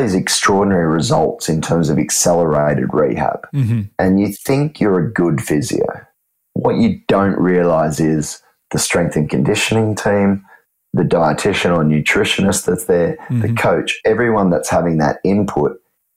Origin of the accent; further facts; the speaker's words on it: Australia; now in Sydney, Australia; me being an Aussie